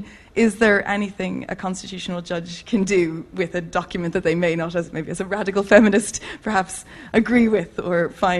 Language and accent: English; Ireland; I'm Irish